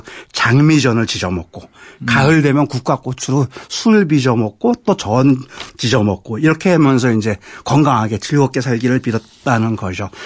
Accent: Seoul, South Korea; 저는 서울 사람인데 저 어렸을 때 미나리 참 많이 먹었어요.

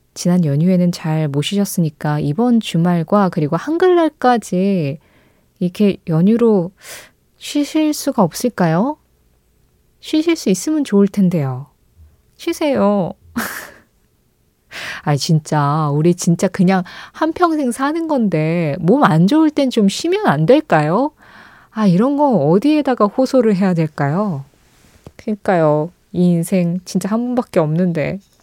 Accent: South Korea; 한국이라는 이 나라에 태어나서

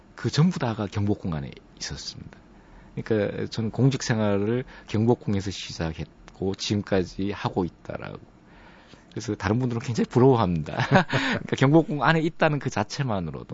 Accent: Andong, North Gyeongsang, South Korea; moved away; 제가 안동이 고향인데 어릴 때부터 살아왔던

